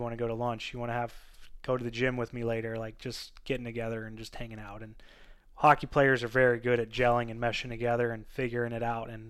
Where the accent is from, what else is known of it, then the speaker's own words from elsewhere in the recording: Midwest, United States; we're from the Midwest